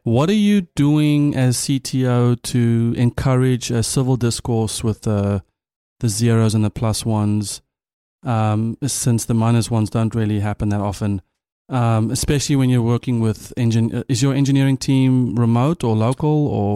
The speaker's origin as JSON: {"language": "English", "country": "South Africa", "said": "as a South African"}